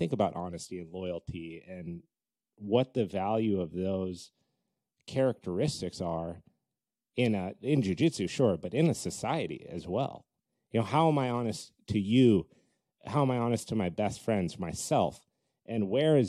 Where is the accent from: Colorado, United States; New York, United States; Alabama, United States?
Colorado, United States; now in California, United States; I grew up in Colorado.